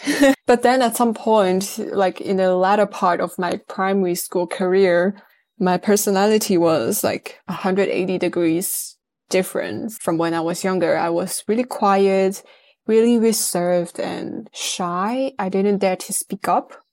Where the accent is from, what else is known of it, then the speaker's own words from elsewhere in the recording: northern Netherlands, Netherlands; also born or lived in Amsterdam / United Kingdom; I was born and raised in the Netherlands